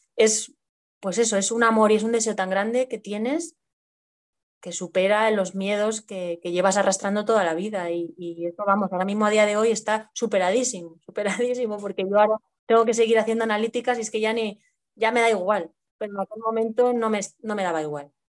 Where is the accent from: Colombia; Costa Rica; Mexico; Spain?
Spain; Madrid, Community of Madrid; estoy viviendo en Madrid, soy de aquí de Madrid de, toda la vida